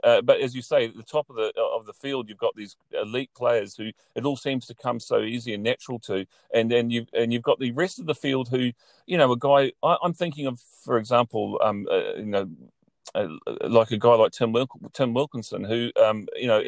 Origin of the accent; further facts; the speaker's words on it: New Zealand; moved away as an adult; now in Ireland; growing up in New Zealand, I spent now the last six years in Ireland